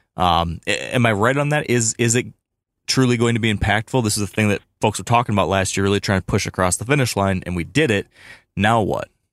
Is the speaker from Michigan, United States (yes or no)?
yes; Michigan, United States; my home state of Michigan